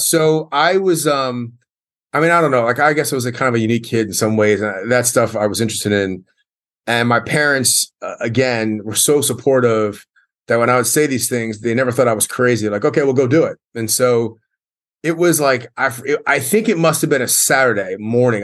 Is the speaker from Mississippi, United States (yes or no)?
no; Columbia, Maryland, United States; I grew up in Columbia, Maryland, which is a great place to grow up